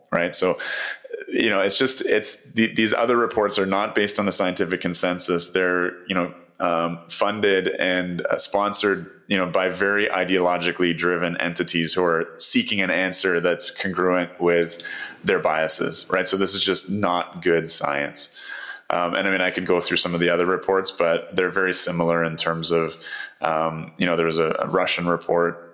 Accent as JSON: {"language": "English", "country": "Canada", "said": "as a Canadian"}